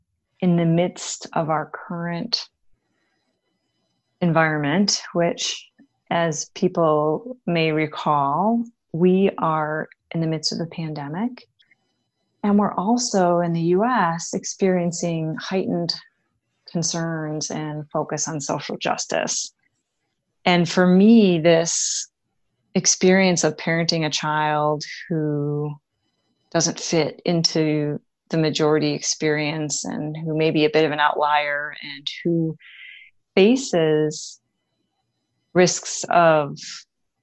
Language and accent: English; Wisconsin, United States; Midwestern gal born and raised in Wisconsin